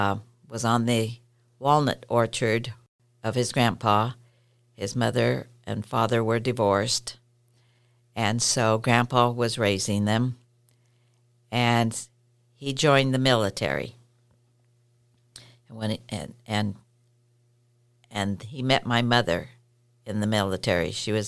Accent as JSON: {"language": "English", "town": "Visalia", "region": "California", "country": "United States", "tie": "born or raised there", "moved": "yes", "lives_now": "Connell, United States", "said": "I grew up in California, a little town called Visalia, and my grandfather was from Portugal, and he came over on as a stowaway."}